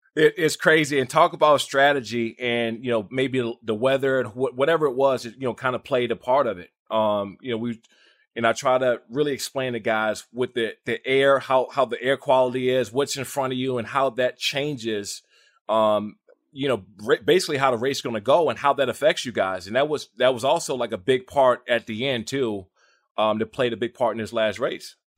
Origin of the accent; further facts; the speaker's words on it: Washington D.C. area, Maryland, United States; I grew up in Maryland, Washington D.C. area